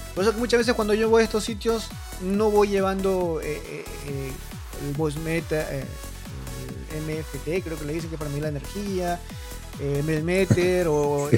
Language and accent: Spanish; Mala, Lima, Peru; now in Japan; yo soy de Mala, me queda muy cerca Chilca